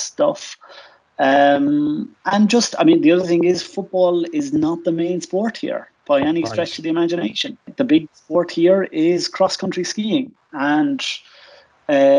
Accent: Waterford, Munster, Ireland; now in Prague, Czech Republic; I'm from Waterford

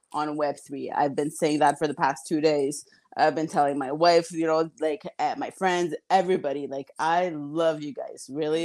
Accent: Mexico; now in Canada; I'm actually a snow Mexican. I was born in Mexico. I don't even have a Canadian passport.

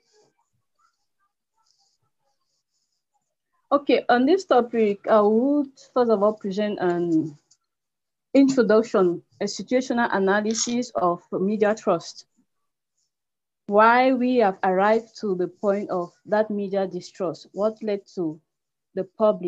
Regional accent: Cameroon; from Cameroon, the publisher of CNews 24

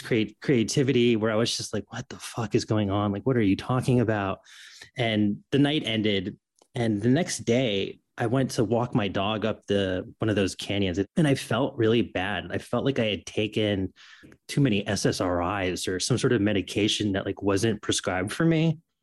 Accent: Florida, United States; moved away; also born or lived in New York; And I grew up in Florida. I'm from New York

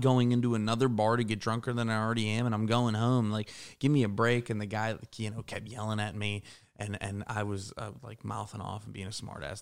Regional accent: Pittsburgh, Pennsylvania, United States; moved away; also born or lived in Morgantown, West Virginia; I grew up in Pittsburgh, and I went to W V U

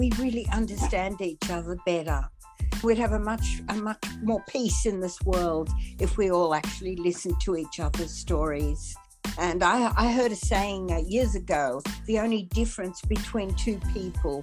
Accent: Athens, Attica, Greece; I was born in Athens in Greece in early 47

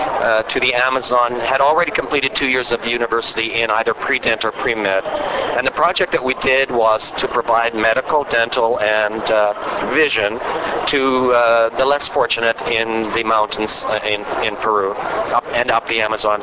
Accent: Western Canada, Canada; I am from Canada, from Western Canada.

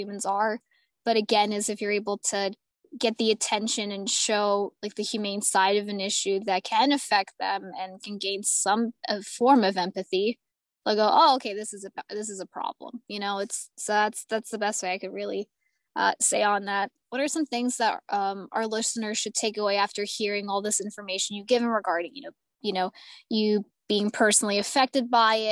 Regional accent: United States; I am American.

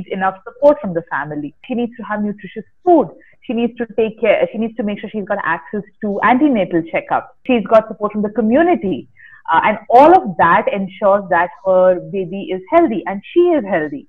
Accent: Bangalore, Karnataka, India; I'm basically from Bangalore

